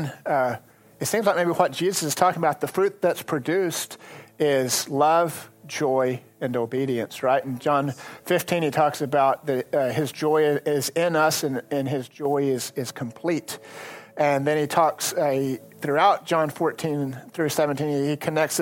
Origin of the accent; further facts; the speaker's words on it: Lubbock, Texas, United States; I grew up farming. And I grew up farming in the Lubbock area